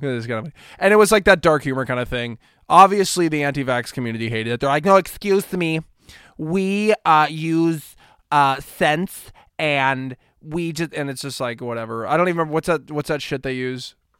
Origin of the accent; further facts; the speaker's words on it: Kansas, United States; Kansas, right? My home state